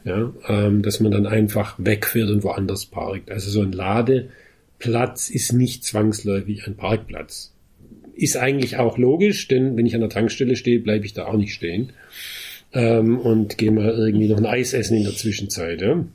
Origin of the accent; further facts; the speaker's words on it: Heidelberg, Baden-Württemberg, Germany; ich komme ja aus Heidelberg